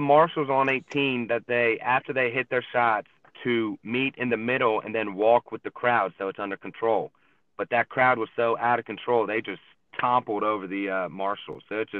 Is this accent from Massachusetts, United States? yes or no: no; Hilton Head Island, South Carolina, United States; I'm from Hillhead Island, South Carolina. So you either grow up being a fisherman or a golfer or both. And I'm just a golfer.